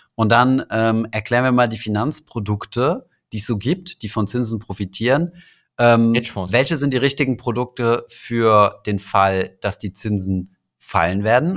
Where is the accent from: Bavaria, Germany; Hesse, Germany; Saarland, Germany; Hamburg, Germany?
Saarland, Germany; dann bin ich halt Saarländer und Europäer